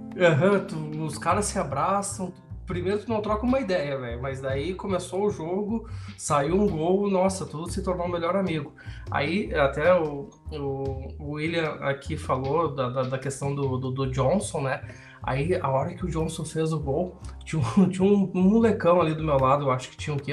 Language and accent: Portuguese; Brazil; eu sou brasileiro